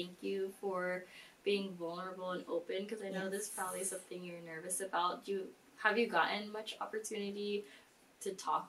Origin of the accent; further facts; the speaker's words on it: Philippines; And us being Filipino